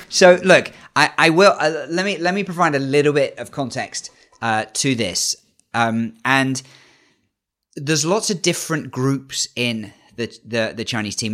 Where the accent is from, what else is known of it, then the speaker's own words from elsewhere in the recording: United Kingdom; as a Brit